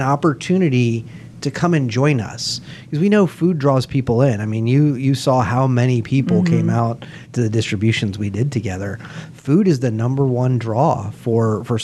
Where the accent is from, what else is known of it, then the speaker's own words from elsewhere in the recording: Pinellas County, Florida, United States; I grew up in Pinellas County. I love Pinellas County. I still call it home